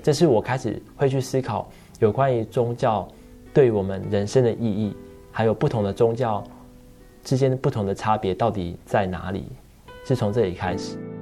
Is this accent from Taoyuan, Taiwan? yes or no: no; Tainan, Taiwan; moved away; 小时候我又是生长在，呃，台南那种白河很乡下的地方